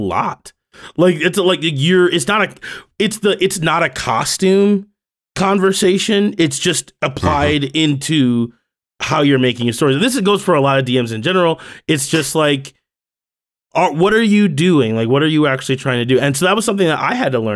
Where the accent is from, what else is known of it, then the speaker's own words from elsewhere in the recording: United States; Growing up in America